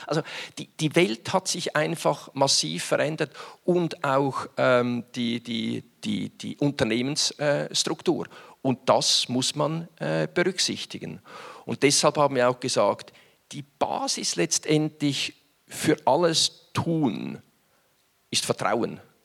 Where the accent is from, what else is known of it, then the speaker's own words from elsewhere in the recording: Winterthur, Zurich, Switzerland; Stadt Winterthur, meine Heimatstadt Winterthur. Und dieses Logistikzentrum befand sich damals etwa 250 Meter weg vom Haus, großer Wohnblock mit vielen Menschen, wo ich aufgewachsen bin